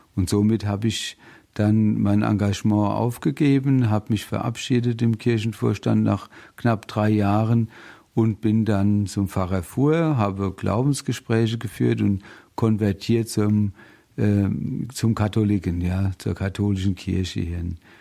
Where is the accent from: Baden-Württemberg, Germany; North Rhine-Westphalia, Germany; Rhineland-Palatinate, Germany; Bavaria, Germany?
Rhineland-Palatinate, Germany; Bingen am Rhein; also born or lived in Mainz; Ich komme aus dem schönen Rheinhessen bin da auch geboren in Bingen im Heiliggeist Krankenhaus